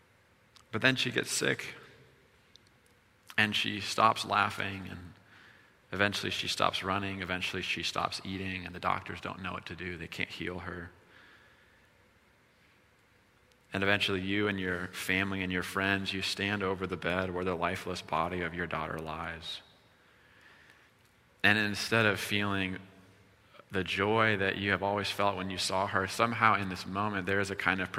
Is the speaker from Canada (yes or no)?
no; Iowa, United States; moved away; We're from Iowa